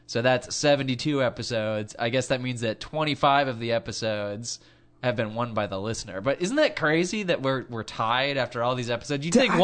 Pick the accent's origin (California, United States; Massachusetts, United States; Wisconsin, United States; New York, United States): California, United States; we're from California